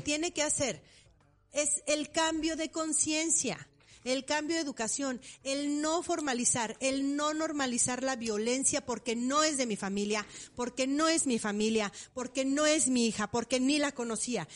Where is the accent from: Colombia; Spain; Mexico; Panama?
Mexico; Morelia, Michoacán; yo nací en Morelia